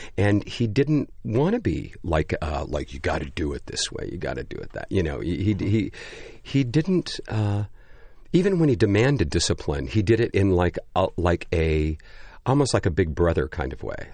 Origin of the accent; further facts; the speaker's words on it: Pasadena, California, United States; I grew up right near the Pasadena Playhouse